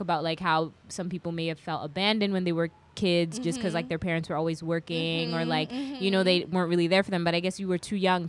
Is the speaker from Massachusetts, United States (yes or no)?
no; New York, United States; also born or lived in England / Kenya; I mean, it's interesting though, because I feel like, I grew up in New York too